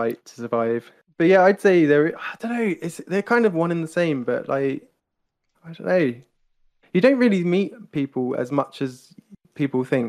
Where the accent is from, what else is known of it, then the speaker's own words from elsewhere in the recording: United Kingdom; I'm British